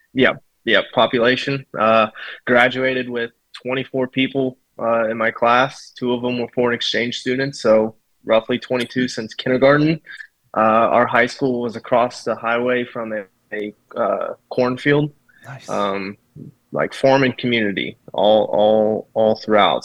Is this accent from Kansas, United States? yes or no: yes; Kansas, United States; also born or lived in Colorado / Fort Hood, Texas; grew up in Kansas um, probably since I've been about three. So uh, real small town